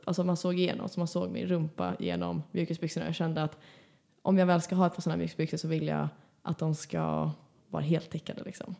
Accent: Stockholm, Stockholm County, Sweden; moved away; jag var ju hemma i Stockholm för några helger sedan

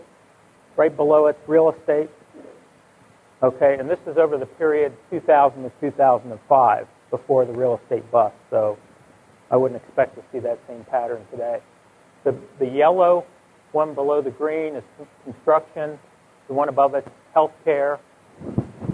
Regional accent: West Virginia, United States; moved away; I come from West Virginia

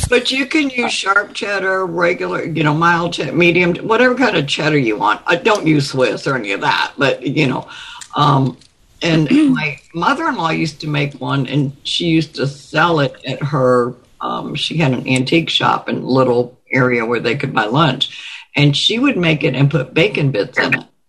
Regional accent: Virginia Beach, Virginia, United States; now in Orlando, United States; from Virginia Beach, Virginia, but I live in Orlando, Florida

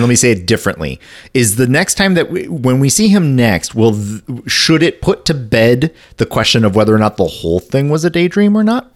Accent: northern lower Michigan, United States; I grew up in northern lower Michigan.

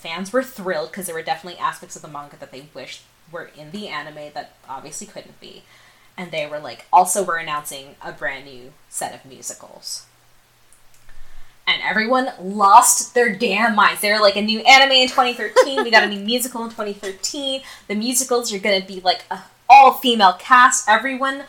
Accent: United States; I am a second generation Indian American immigrant

